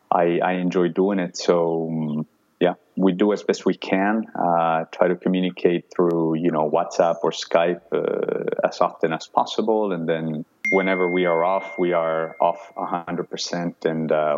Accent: Cali, Valle del Cauca, Colombia; moved away; I'm originally from Colombia, so growing up in Colombia

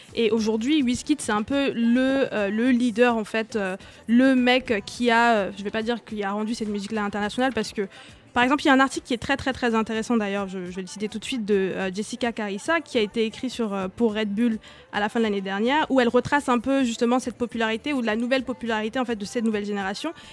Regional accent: Douala, Littoral, Cameroon; moved away; j'ai grandi à Douala

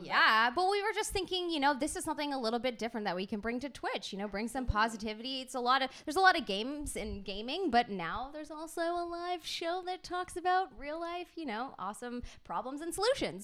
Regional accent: United Kingdom; I'm British

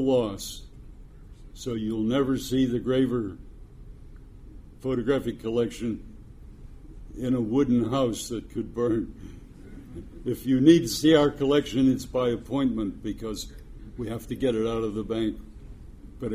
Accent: Pittsburgh, Pennsylvania, United States; Pittsburgh, my hometown

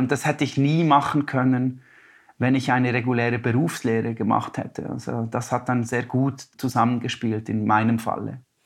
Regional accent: Biel, Bern, Switzerland; born or raised there; also born or lived in Denmark

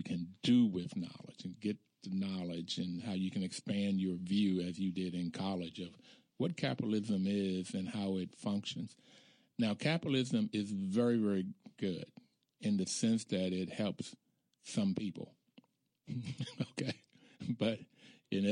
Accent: the South, United States; Growing up in the South in the 50s and the 60s as an African-American male

